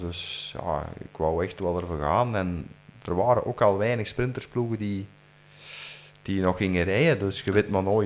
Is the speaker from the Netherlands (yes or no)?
no; Flanders, Belgium; als Vlaming en als Belg